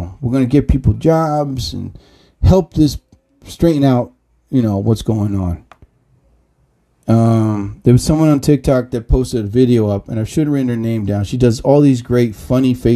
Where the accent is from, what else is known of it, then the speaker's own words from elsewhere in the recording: New Jersey, United States; I'm from New Jersey